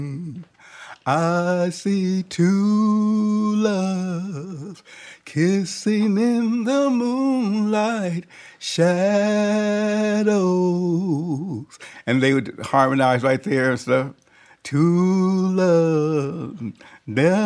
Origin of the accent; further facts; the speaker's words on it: Denver, Colorado, United States; from Denver, Colorado